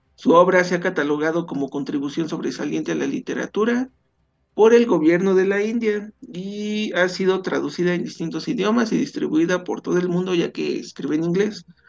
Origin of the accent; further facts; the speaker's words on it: Mexico; nunca he salido de, México